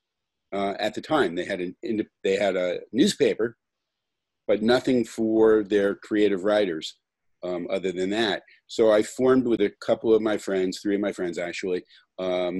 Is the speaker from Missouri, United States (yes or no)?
no; Florida, United States; I grew up in Florida